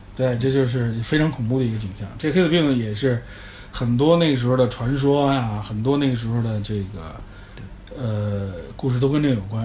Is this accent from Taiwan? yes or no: no; China; 有我们中国人应该比较熟悉的非典 SARS